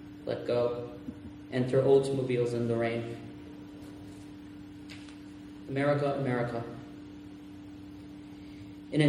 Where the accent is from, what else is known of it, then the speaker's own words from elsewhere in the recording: Puerto Rico; first language Spanish; English is a second language; I was born and raised in Puerto Rico, so once in a while my Spanish will assert itself